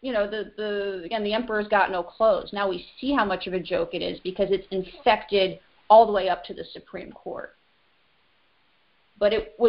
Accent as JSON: {"language": "English", "region": "Northeast", "country": "United States", "moved": "as an adult", "lives_now": "Brittany, France", "said": "me coming from the Northeast, you know, we didn't vote in churches either."}